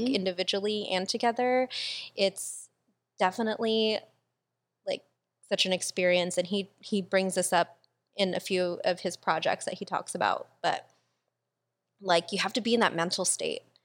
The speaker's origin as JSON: {"language": "English", "country": "Philippines", "said": "I'm fucking Filipino."}